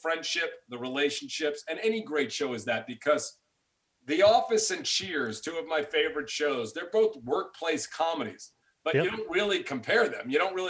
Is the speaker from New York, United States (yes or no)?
yes; New York City, New York, United States; those are guys I grew up with in New York.